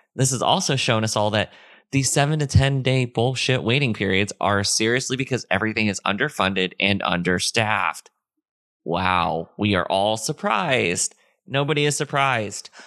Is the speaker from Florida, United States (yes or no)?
yes; Florida, United States; moved away; also born or lived in Orlando / Tampa; I lived in Florida when Hurricane Charlie hit. It hit my hometown directly